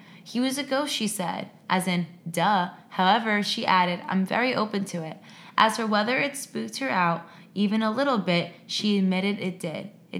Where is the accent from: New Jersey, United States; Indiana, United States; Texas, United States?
New Jersey, United States; I'm from Jersey.